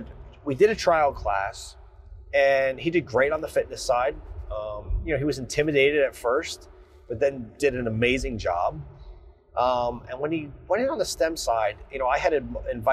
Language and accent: English; New Jersey, United States; I am from New Jersey. I still live in New Jersey